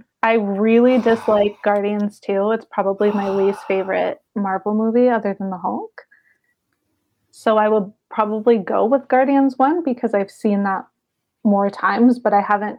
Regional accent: Canada; moved away; also born or lived in Indiana; I will preface this by saying I'm Canadian for all of you who don't know.

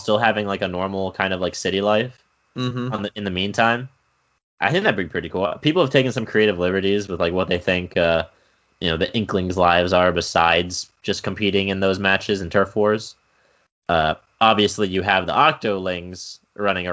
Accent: United States; I'm an American

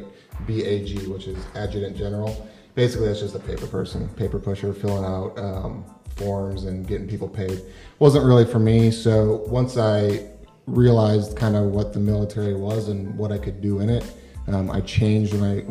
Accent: Iowa, United States; accent: Midwestern; moved away as an adult; now in Florida, United States; I was born and raised, like Lee was saying, in Iowa

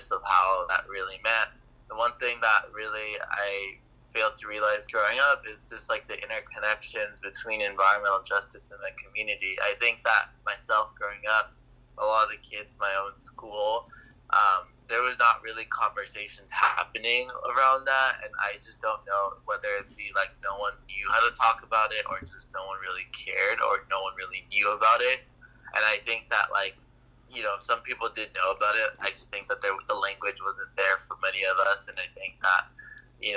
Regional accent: Los Angeles, California, United States; growing up in Los Angeles, California, where I grew up dealing with global environmental injustices in my own community

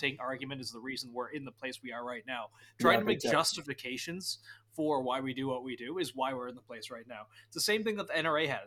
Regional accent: Nova Scotia, Canada; you're speaking to someone from fucking Nova Scotia

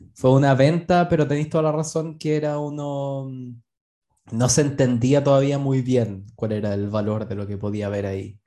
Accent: Chile

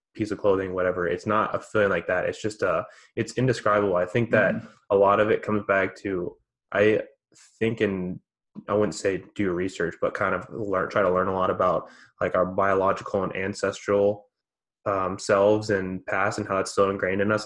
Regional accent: United States

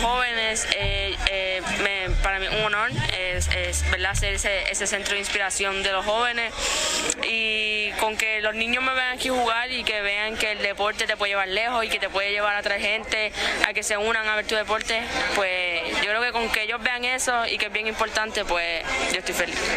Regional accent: Puerto Rico

